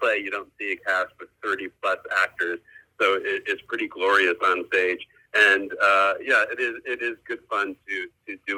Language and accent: English; New Rochelle, New York, United States; I grew up in New Rochelle, New York, in the suburbs